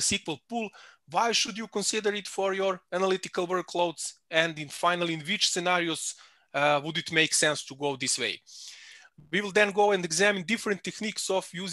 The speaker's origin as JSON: {"language": "English", "town": "Belgrade", "country": "Serbia", "moved": "as an adult", "lives_now": "Salzburg, Austria", "said": "I'm originally from Belgrade in Serbia, but for last 5 years I live in a beautiful city of Salzburg in Austria"}